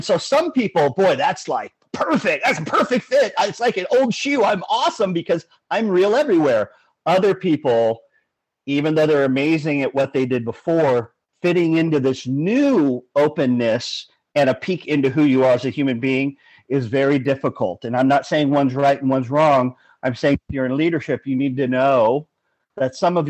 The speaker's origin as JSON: {"language": "English", "town": "Los Angeles", "region": "California", "country": "United States", "tie": "born or raised there", "said": "Born and raised in Los Angeles."}